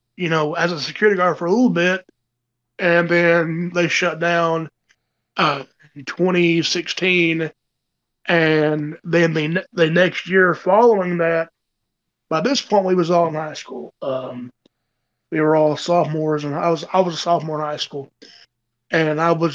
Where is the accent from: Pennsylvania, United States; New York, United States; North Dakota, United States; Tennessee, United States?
Tennessee, United States; where my hometown is in Tennessee.